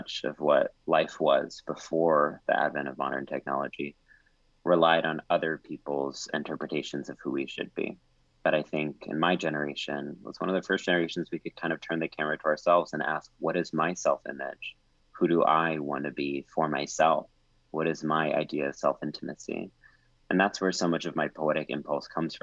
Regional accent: College Station, Texas, United States; growing up in College Station, Texas

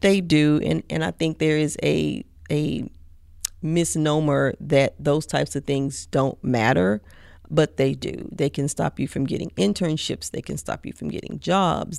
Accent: Mississippi, United States; now in College Station, United States; I'm originally from Mississippi, like, right on the Mississippi Louisiana border

